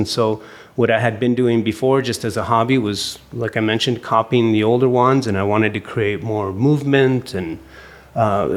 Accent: Santa Fe, New Mexico, United States; I grew up here in Santa Fe in a family of art conservators and antique dealers

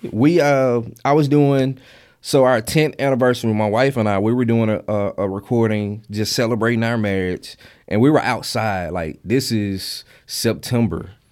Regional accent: Mississippi Delta, United States; I grew up in the Mississippi Delta, and church was a big thing for us

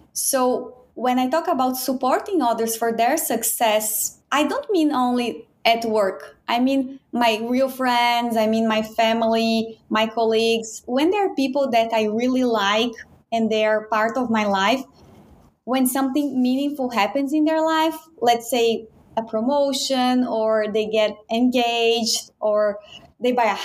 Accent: Brazil; moved away as an adult; now in Baltimore, United States; I'm from Brazil.

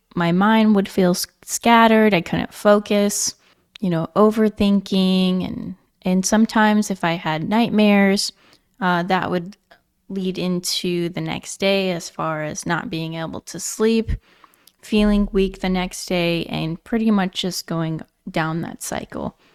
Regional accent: Nebraska, United States; moved away as an adult; also born or lived in Virginia / California; I am originally from Nebraska

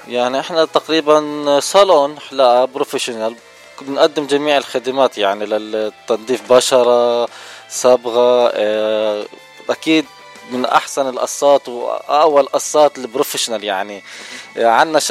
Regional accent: Jordan; also born or lived in Lebanon; now in Orange County, United States; انا من الاردن

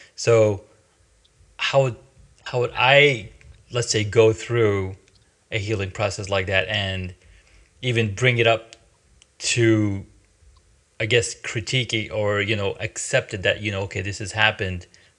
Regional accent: Saudi Arabia; also born or lived in Pakistan; I grew up in Saudi, in Pakistan. I was born in Pakistan. I was there for probably till age 6 or 5 or 6, and then we moved to Saudi Arabia

